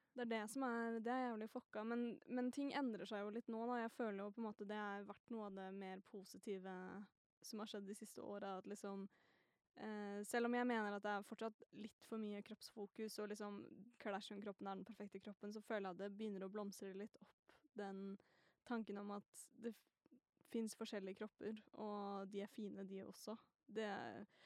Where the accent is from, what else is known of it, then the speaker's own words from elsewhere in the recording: Northern Norway, Norway; jeg også er jo nordlending